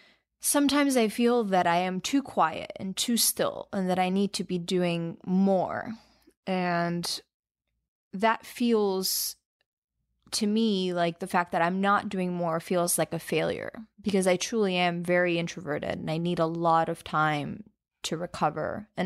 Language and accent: English; Albania; moved away; I was born in Albania, and I lived really close to the beach while I was there.